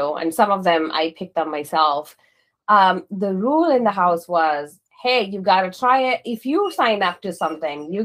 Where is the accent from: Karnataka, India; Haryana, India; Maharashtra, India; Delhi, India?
Karnataka, India; Mysore; moved away; I was born in this little town called Mysore, in the southern part of India.